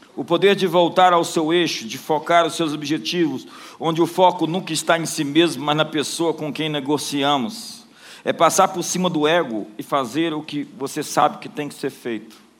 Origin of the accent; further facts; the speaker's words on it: Brasília, Federal District, Brazil; Eu não sou somente de Brasília